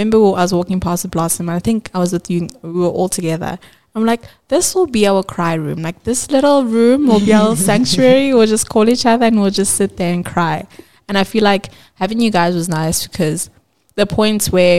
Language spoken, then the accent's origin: English; Johannesburg, Gauteng, South Africa; we're all from Joburg